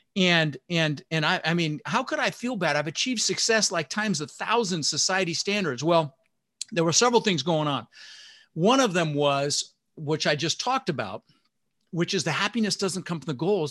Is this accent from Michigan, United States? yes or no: no; Denver, Colorado, United States; English is a second language; also born or lived in Netherlands; So I immigrated this country when I was six years old, my brother Albert, my mother Zvonta, and we didn't have much growing up. We ended up in Denver, Colorado. I was born in Holland in the Netherlands